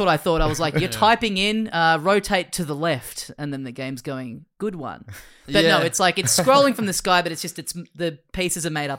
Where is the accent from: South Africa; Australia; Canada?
Australia; we're Australian.